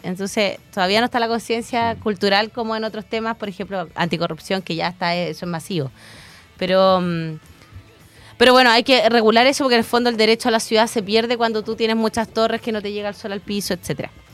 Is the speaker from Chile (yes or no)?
yes; Chillán, Ñuble, Chile; fui criada en Chillán con una abuela muy, muy machista